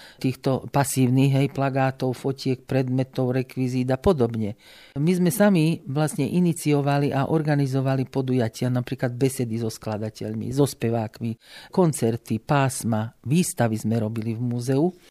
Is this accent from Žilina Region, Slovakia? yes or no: no; Lučenec, Banská Bystrica Region, Slovakia; moved away as an adult; now in Banská Bystrica, Slovakia; do Banskej Bystrice som prišla z Lučenca, kde som teda vyrastala, v roku 1969 na pedagogickú fakultu